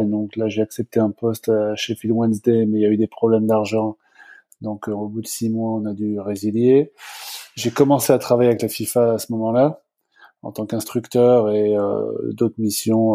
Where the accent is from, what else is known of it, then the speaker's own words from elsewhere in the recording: France; moved away as an adult; also born or lived in Virginia / Los Angeles; now in Toronto, Canada; je suis euh, à l'origine prof de sport en France. Je suis parti après 3-4 euh, ans